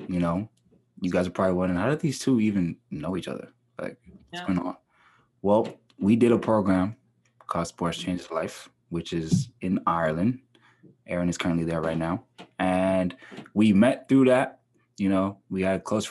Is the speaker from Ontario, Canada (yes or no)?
yes; Ajax, Ontario, Canada; I'm from Ajax, which is like outside of Toronto.